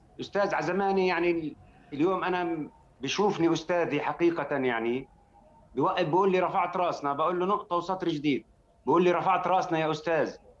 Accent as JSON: {"language": "Arabic", "town": "Jerusalem", "country": "Palestine", "said": "بحكي كمقدسي"}